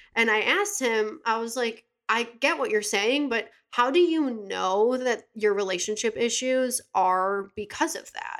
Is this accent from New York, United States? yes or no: yes; Buffalo, New York, United States; moved away as an adult; also born or lived in California; I'm from Buffalo. I went to Williamsville South